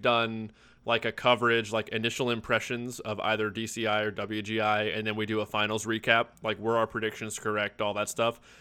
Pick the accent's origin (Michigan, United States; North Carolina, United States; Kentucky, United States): Kentucky, United States; Louisville; I'm from Louisville